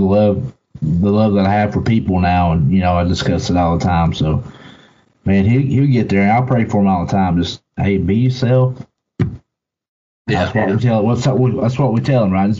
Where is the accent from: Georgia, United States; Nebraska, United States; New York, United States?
Georgia, United States; Chatsworth; moved away; growing up in Georgia, the Chatsworth area